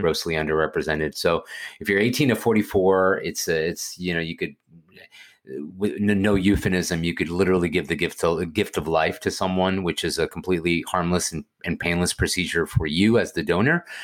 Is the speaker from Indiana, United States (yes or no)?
no; Houston, Texas, United States; I'm from Houston, Texas